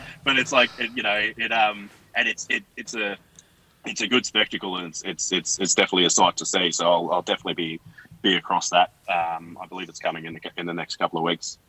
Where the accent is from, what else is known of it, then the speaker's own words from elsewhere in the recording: Bowen, Queensland, Australia; I'm growing up in Bowen